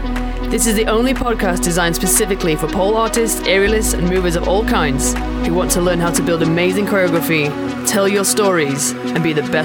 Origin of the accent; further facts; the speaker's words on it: Chesterfield, East Midlands, United Kingdom; also born or lived in Macau; I'm from Chesterfield